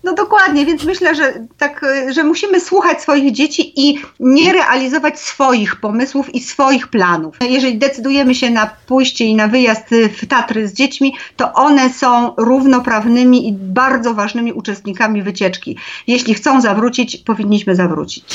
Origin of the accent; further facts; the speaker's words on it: Zakopane, Lesser Poland, Poland; u nas e, w Zakopanem